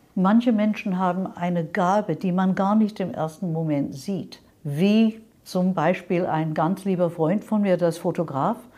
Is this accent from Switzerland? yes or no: no; London, United Kingdom; German is a second language; moved away as an adult; now in Munich, Germany; Ursprünglich aus London, also England, ja. London, nicht Kanada. Bin mit 25 Jahren hierher gekommen nach München